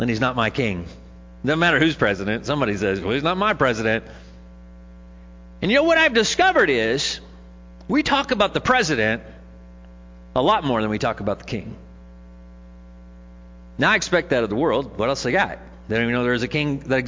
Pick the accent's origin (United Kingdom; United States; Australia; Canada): United States; Jackson, Missouri; I'm from Jackson. They said, is that in Missouri? And I said, yes